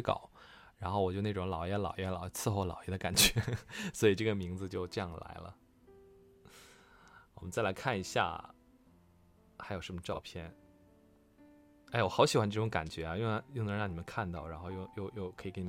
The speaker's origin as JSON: {"language": "Chinese", "region": "Northeast China", "country": "China", "said": "我们东北有句土话叫“晴天下雨浇王八”"}